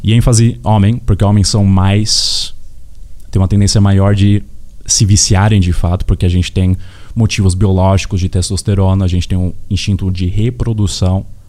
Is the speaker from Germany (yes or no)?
yes; Hamburg, Germany; also born or lived in Osnabrück; now in Brazil; Eu, eu nasci aqui no Brasil, mas com seis anos fui para Hamburgo